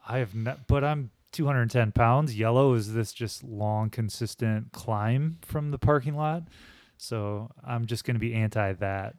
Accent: Holland, Michigan, United States; I'm from Holland, and so I go to Riley Trails a lot in Holland

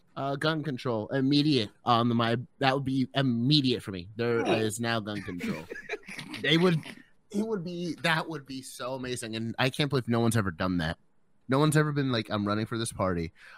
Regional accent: Ireland; I'm from Ireland.

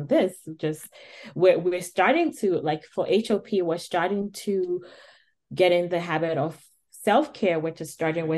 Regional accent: Ghana; moved away; as a Black woman, I come from Ghana. I was taught at a younger age, you take care of people.

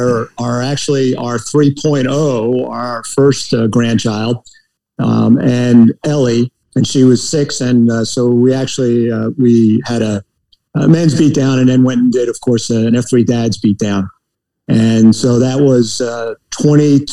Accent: New Milford, New Jersey, United States; moved away as an adult; I grew up in northeast New Jersey, the most northeastern county in New Jersey, in a little town called New Milford

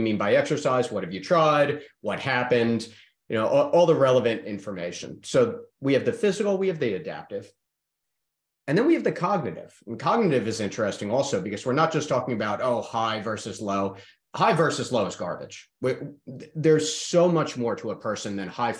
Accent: New York, United States; accent: fast talk; now in Charlotte, United States; I am from New York

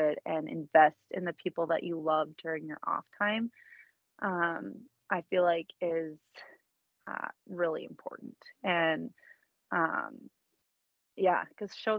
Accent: Minnesota, United States; I'm from Minnesota

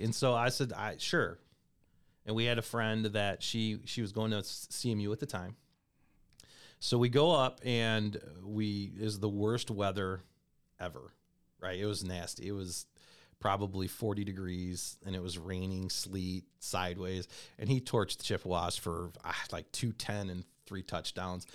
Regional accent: Comstock, Michigan, United States; also born or lived in Kalamazoo, Michigan; So, originally, I was born in Kalamazoo, Michigan. Um, grew up in a town called Comstock High School

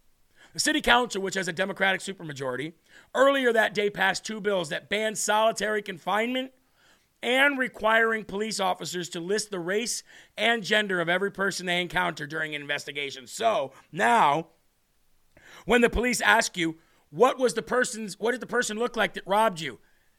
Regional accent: New York, United States; Hey, yo, I'm a New Yorker. I'm a New Yorker from the very bottom. I've been here. I know my city. I love my city.

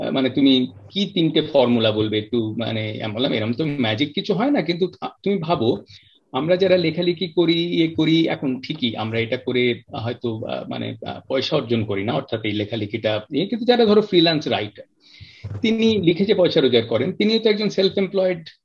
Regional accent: Kolkata, West Bengal, India; moved away as an adult; now in London, United Kingdom; কলকাতায় বড় হয়েছি কলকাতার ছেলে কোথাও বিদেশে থাকলেও

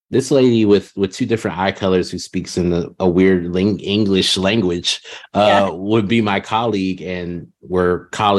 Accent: Southern California, United States; moved away as an adult; also born or lived in Redding, California; now in Austin, United States; I was born in Southern California

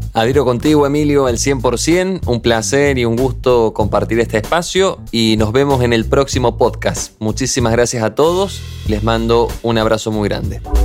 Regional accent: Argentina; moved away as an adult; now in Spain; soy un argentino recién llegado a España

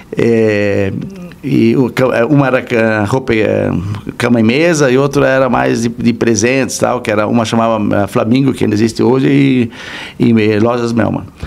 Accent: Blumenau, Santa Catarina, Brazil; moved away as an adult; now in São Paulo, Brazil; eu sou natural de Blumenau

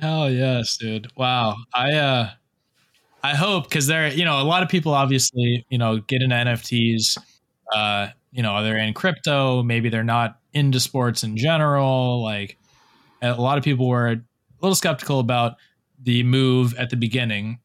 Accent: South Florida, United States; also born or lived in Fort Lauderdale; now in Charleston, United States; I'm in, I'm in uh, Charleston right now, but I'm originally from South Florida

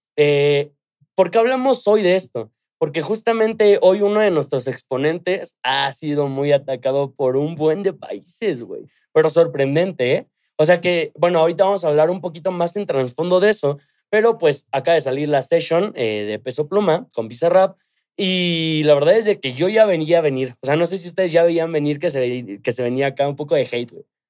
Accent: Mexico; soy mexicano

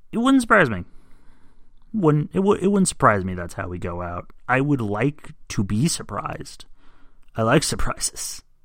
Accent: United States; as an American

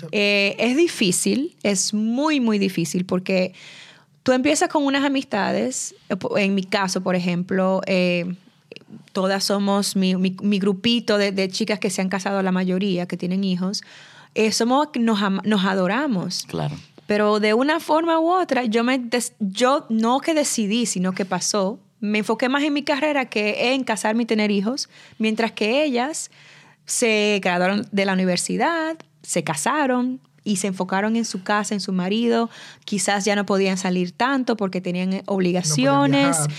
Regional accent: Santo Domingo, Distrito Nacional, Dominican Republic; moved away; con las que yo crecí en Santo Domingo

